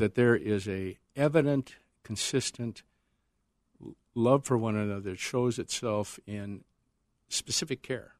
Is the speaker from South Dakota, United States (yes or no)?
yes; Northern South Dakota, United States; moved away; When I was growing up in North, Northern South Dakota